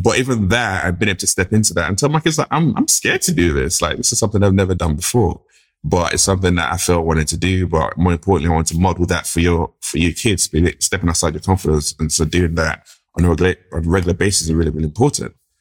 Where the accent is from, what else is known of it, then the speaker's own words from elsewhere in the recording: London, United Kingdom; grew up in, in, in the U K, grew up in London